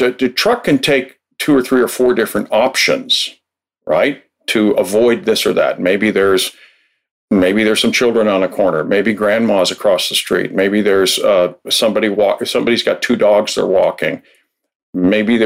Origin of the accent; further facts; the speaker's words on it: Minnesota, United States; I'm from Minnesota, where we consider the mosquitoes like it's the state bird